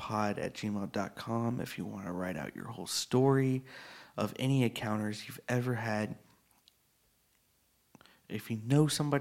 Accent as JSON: {"language": "English", "region": "Texas", "country": "United States", "said": "this is my home state"}